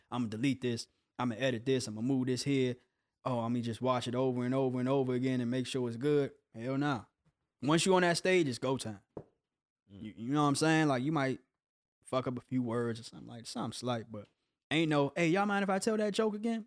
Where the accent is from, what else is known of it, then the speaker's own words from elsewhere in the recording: Capitol Heights, Maryland, United States; moved away as an adult; also born or lived in Coatesville, Pennsylvania / Hinesville; now in Los Angeles, United States; I grew up in Capitol Heights. I was born in Pennsylvania